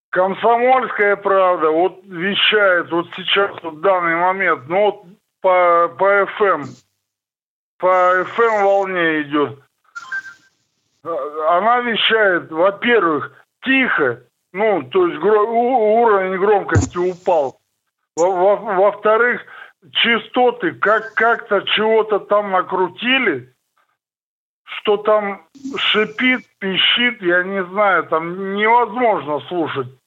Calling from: Novosibirsk, Novosibirsk Oblast, Russia; Я уже звонил в нашу, в новосибирскую редакцию. Я из Новосибирска.

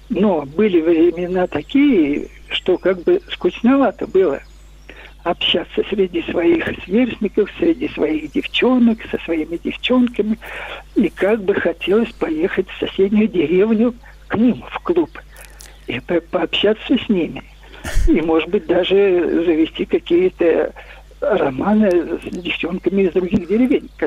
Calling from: Moscow, Russia; Я хочу, я звоню из Москвы.

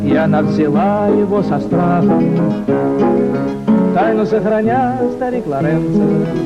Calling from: Volgograd, Volgograd Oblast, Russia; Звоню из Волгограда.

